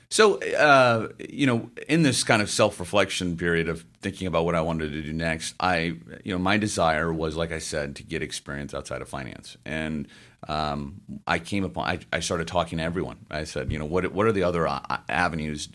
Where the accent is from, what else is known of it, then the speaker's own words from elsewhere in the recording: Memphis, Tennessee, United States; moved away as an adult; also born or lived in St. Louis; I grew up in Memphis, Tennessee